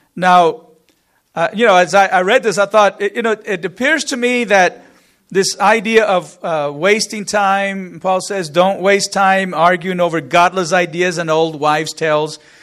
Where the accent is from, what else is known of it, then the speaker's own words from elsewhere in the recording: Corpus Christi, Texas, United States; We grew up in the Corpus area, lived there for, for many years